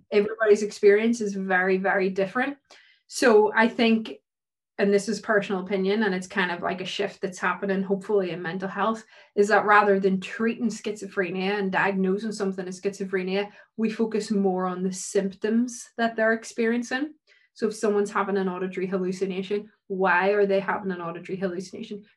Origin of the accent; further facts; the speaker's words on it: Ireland; being Irish, mm-hmm. we're a really superstitious country.